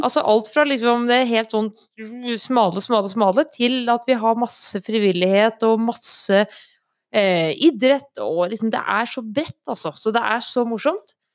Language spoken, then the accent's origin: Norwegian; Stange, Innlandet, Norway; now in Ringsaker, Norway; Jeg er eh, fra Stange. Bor i Ringsaker